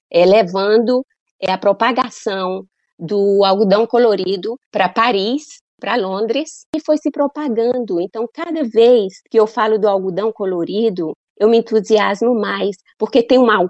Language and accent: Portuguese; Paraíba, Brazil; moved away; Eu estou muito orgulhosa de ser paraibana e eu quero voltar um dia na Paraíba